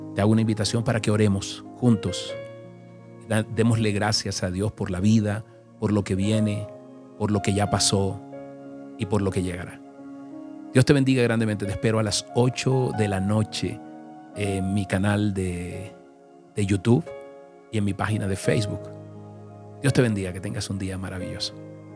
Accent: Caribbean Region, Colombia; moved away; como nací en el Caribe, ya yo conozco eso, pero déjame decirte algo. En el Caribe, cuando estaba joven, eh, allí, nunca me metí al mar.

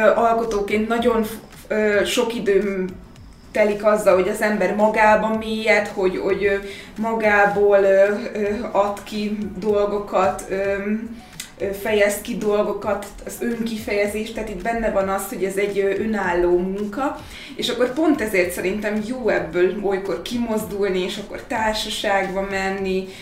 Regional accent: Békéscsaba, Békés, Hungary; moved away as an adult; also born or lived in Gyula / Szeged; now in Budapest, Hungary; én Gyulán születtem egyébként, de Békés Csaván éltem 18 éves koromig

